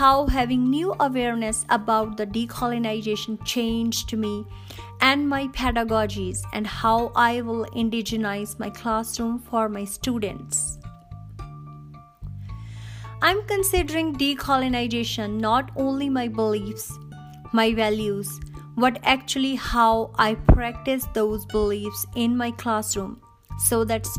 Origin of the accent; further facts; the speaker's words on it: Punjab, India; moved away as an adult; now in Canada; I was born and raised in the Sikh community in northwestern state of India, which is called Punjab. I belong to a well-educated family as my parents were teachers by profession.